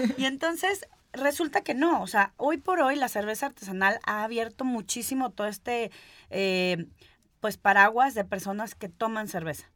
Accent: Guadalajara, Jalisco, Mexico; also born or lived in Mexico City; now in Guadalajara, Mexico; yo soy de aquí de Guadalajara. Eh, terminé yéndome a, México a buscar el sueño de independizarme

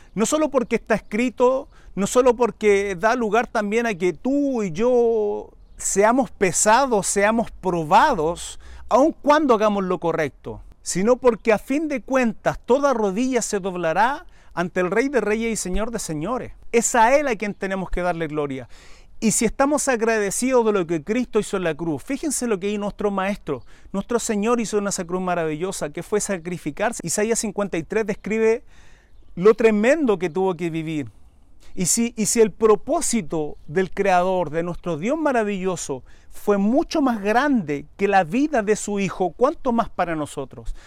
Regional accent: Chile; mi país, Chile

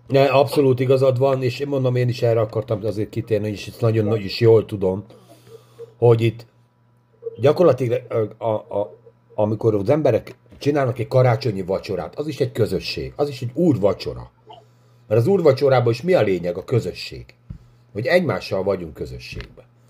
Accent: Hungary; mi magyarok vagyunk

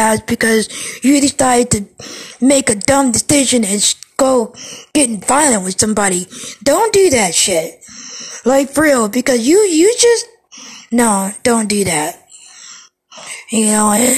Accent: Cleveland, Ohio, United States; I'm from Ohio, and, you know, the place of Ohio I'm from, Cleveland

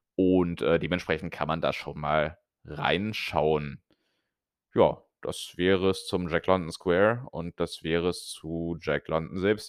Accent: Germany; moved away; als Deutscher

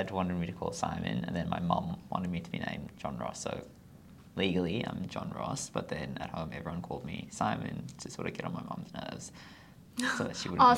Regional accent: Zimbabwe; I was born in Zimbabwe.

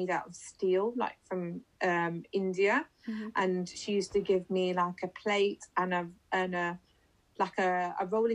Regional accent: Leicester, East Midlands, United Kingdom; I'm from Leicester.

